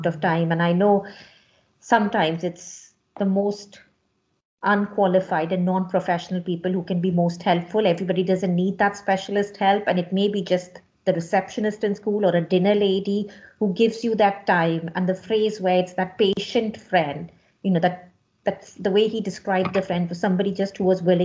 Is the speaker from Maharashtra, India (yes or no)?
yes; Mumbai, Maharashtra, India; moved away; I was born and brought up in Bombay in India